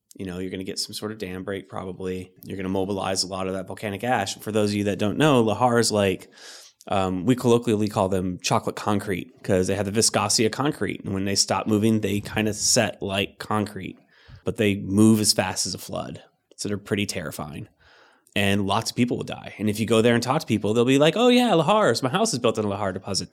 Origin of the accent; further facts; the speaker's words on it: Riverside, California, United States; moved away; we were in uh, uh, in Riverside, so in the Inland Empire